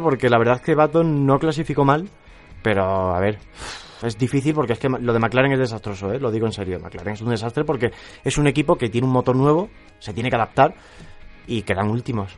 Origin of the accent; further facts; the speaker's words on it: Arroyo de la Luz, Extremadura, Spain; moved away; Es el Día de la Luz en mi pueblo